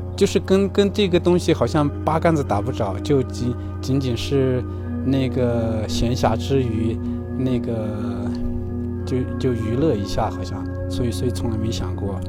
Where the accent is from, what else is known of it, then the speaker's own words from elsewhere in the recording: Xichang, Sichuan, China; 我现在在我老家那个大凉山西昌